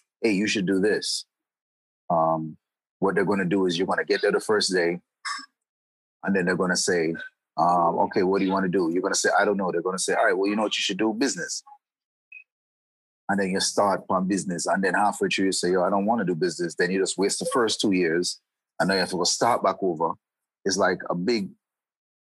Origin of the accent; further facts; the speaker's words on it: Florida, United States; I grew up in Florida. I grew up in Florida